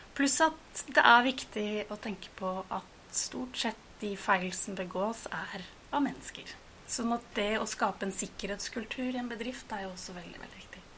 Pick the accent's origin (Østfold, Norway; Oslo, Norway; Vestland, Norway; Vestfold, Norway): Oslo, Norway; født og oppvokst i Oslo